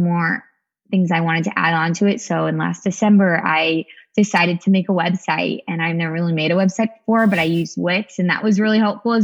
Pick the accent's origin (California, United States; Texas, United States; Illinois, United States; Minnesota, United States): California, United States; Sacramento; also born or lived in San Diego, California; I'm originally from Sacramento, California, though. This is my hometown